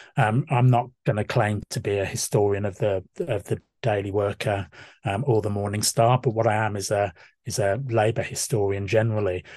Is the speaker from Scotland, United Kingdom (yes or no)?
no; Walsall, West Midlands, United Kingdom; I was born and brought up in Walsall in the backcountry